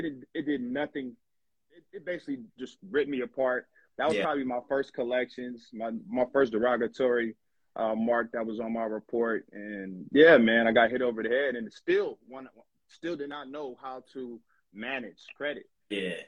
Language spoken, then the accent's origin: English; Long Beach, California, United States; I'm from Long Beach, California